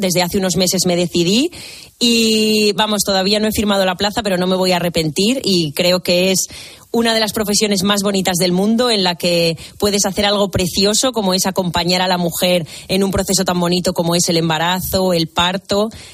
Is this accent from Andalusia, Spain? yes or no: no; Zamora, Castile and León, Spain; moved away as an adult; also born or lived in Malta / Tenerife; now in Valencia, Spain; yo soy de Zamora, estudié en Zamora en la Escuela de Enfermería de allí